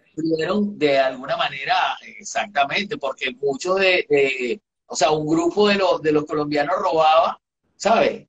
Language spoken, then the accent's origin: Spanish; Venezuela; todos los venezolanos. Es decir, venimos de esa mezcla, amamos a, a, los, a los inmigrantes eh, que fueron a, ayudarnos a desarrollar nuestro país